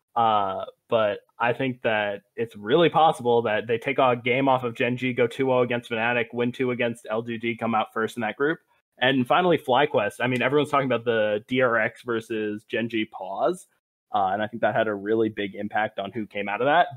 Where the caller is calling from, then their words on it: Providence, Rhode Island, United States; I'm also calling from Rhode Island. I'm from Providence instead of Narragansett, though